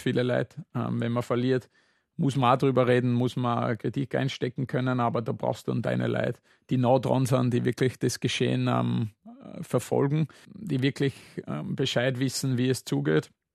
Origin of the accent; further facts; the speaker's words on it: Saalfelden, Salzburg, Austria; now in Vienna, Austria; ich bin in Zwölföden am Salzburgland aufgewachsen